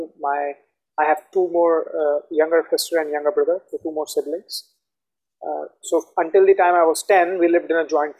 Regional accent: Delhi, India; moved away as an adult; also born or lived in Dubai; now in Goa, India; I was born and raised in Delhi, in India.

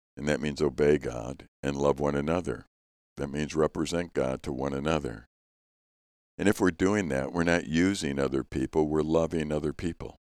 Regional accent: Chicago, Illinois, United States; Growing up in Chicago

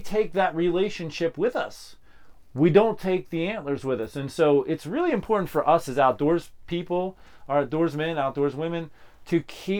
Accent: Pennsylvania, United States; I grew up in Pennsylvania.

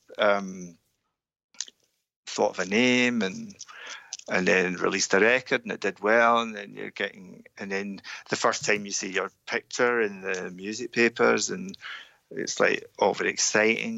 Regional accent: Scotland, United Kingdom; being Scottish

